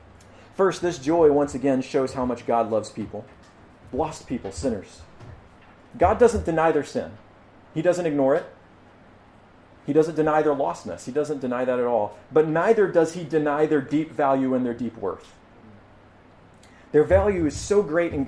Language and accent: English; United States; as American